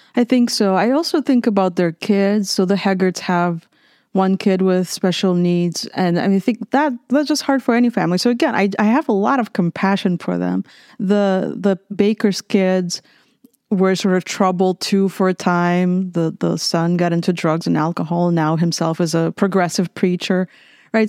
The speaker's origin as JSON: {"language": "English", "region": "Minsk", "country": "Belarus", "tie": "born or raised there", "also_born_or_lived": "Lithuania / California", "moved": "as an adult", "lives_now": "San Marcos, United States", "said": "I grew up in Minsk, Belarus"}